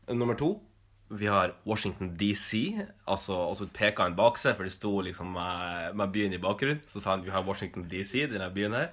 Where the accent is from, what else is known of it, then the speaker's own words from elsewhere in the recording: Northern Norway, Norway; Jeg er jo nordlending